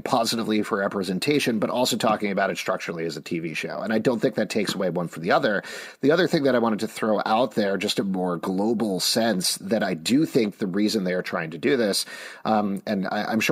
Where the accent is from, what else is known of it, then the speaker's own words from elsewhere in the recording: Long Island, New York, United States; I grew up in New York. Well, I grew up on Long Island